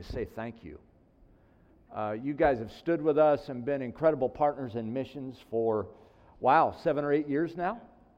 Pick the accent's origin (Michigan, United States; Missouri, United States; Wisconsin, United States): Missouri, United States; St. Louis County; moved away as an adult; now in India; I grew up in St. Louis County